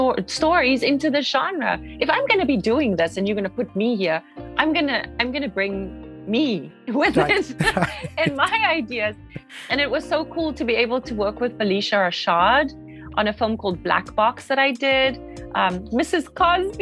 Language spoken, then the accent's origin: English; South Africa; moved away as an adult; also born or lived in Los Angeles, United States; now in United States; I'm South African